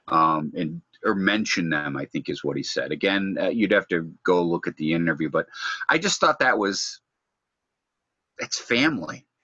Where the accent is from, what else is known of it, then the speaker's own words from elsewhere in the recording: Detroit, Michigan, United States; I'm from Detroit.